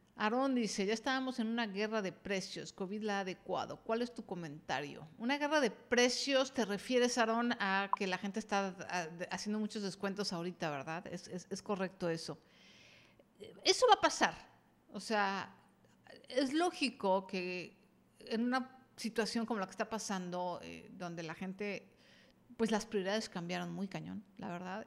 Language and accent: Spanish; Mexico; estoy en México, soy mexicana y, y estoy en México